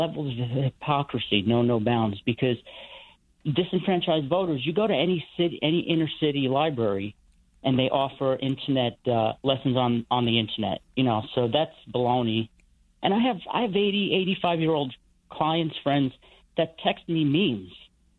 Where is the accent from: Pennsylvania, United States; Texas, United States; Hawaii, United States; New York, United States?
New York, United States; New York City; now in West New York, United States; I'm from Staten Island originally.